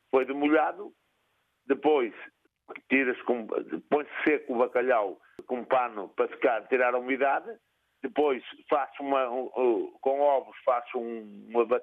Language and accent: Portuguese; Celorico de Basto, Norte, Portugal; Eu sou de Agil, de Surico de Baixo, estou a, 12 km de Salgueiras, a 8 da Lixa e a 22 de Surico de Baixo.